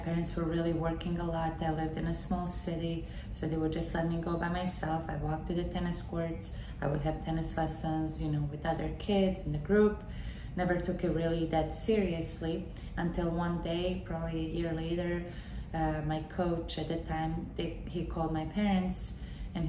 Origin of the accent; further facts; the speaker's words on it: Bosnia & Herzegovina; also born or lived in Waco, Texas, United States; now in Wellington, United States; I'm originally from Bosnia and Herzegovina.